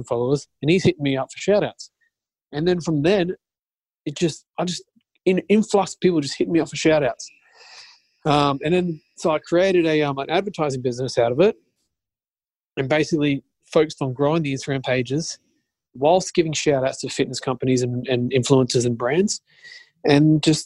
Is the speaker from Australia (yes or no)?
yes; Australia; I'm from Australia